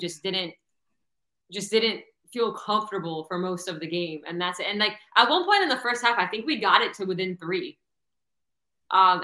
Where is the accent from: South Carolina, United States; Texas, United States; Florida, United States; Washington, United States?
Florida, United States; Coral Springs; I'm from Broward originally